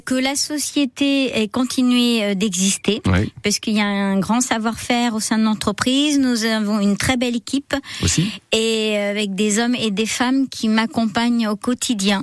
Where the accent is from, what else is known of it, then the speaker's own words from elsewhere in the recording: Vendée, Pays de la Loire, France; moved away; je suis de Vendée